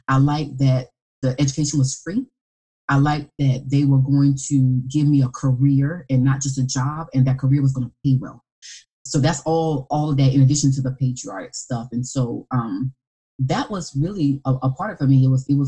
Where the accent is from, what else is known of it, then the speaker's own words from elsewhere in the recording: South Carolina, United States; also born or lived in Columbia, South Carolina; we grew up Methodist, and when they moved to Columbia, South Carolina, which was only 45 minutes from my hometown, and that was going into my junior year